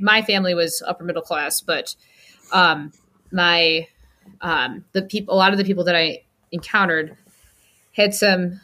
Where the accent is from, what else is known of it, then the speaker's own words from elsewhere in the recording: Rockford, Illinois, United States; I grew up in Rockford, Illinois, which is an hour and a half-ish outside of Chicago